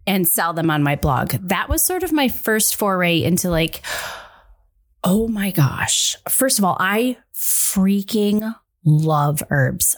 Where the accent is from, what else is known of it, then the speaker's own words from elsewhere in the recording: Midwest, United States; I'm from the Midwest.